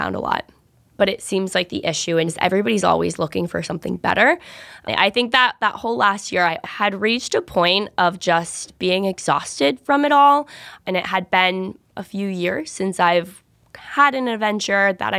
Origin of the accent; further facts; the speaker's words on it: Northeast Ohio, United States; moved away as an adult; now in New York City, United States; I was born in Northeast Ohio, about an hour outside of Cleveland. I also grew up there my whole life.